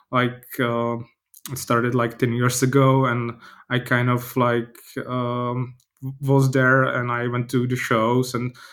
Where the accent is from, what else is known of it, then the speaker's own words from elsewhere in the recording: Brno, South Moravian Region, Czechia; I'm from Brno